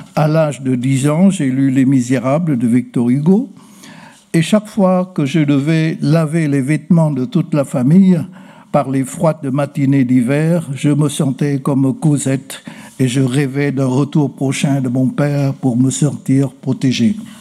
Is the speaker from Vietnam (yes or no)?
yes; Ha Tay, Hanoi, Vietnam; also born or lived in Quang Ninh; Je suis né à Quang Ninh, où se trouve la célèbre baie de Ha mais je rendis à Hatay désormais une partie de Hanoï